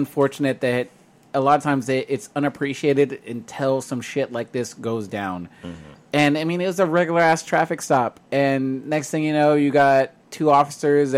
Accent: Fremont, California, United States; Fremont's my hometown

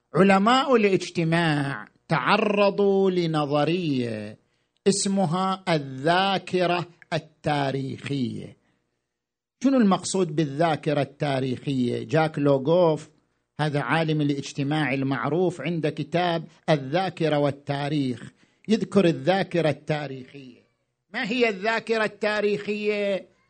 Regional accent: Iraq; احنا كمجتمع عراقي

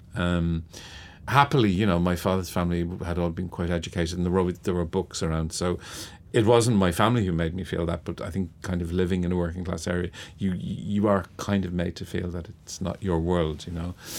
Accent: Dublin, Leinster, Ireland; born or raised there; also born or lived in London / Dún Laoghaire

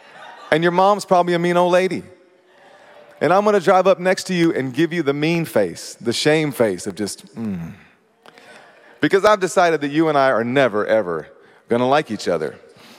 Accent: Kentucky, United States; I mean, I came from Kentucky

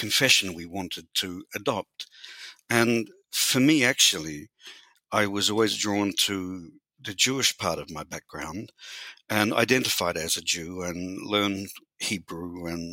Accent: New Zealand; I was born in New Zealand and raised and educated in New Zealand.

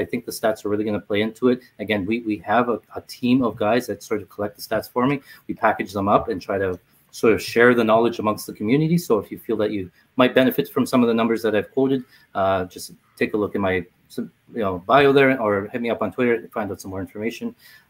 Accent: Toronto, Ontario, Canada; it's in my hometown.

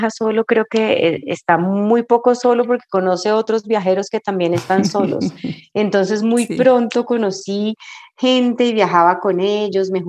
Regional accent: Cali, Valle del Cauca, Colombia; moved away as an adult; yo nací en Cali en el 72 y crecí en Cali y viví en Cali hasta que cumplí 17 años y me gradué del colegio.

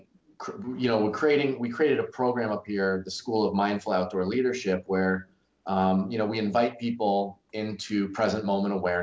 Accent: Connecticut, United States; moved away as an adult; also born or lived in North Carolina; growing up in Connecticut, the old stone walls and the maple trees and the little rivers were very soothing for me as a kid

